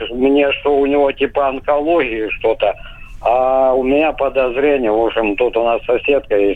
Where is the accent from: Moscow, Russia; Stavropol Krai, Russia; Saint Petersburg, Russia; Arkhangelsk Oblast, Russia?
Stavropol Krai, Russia; Ставропольский край, добрый вечер.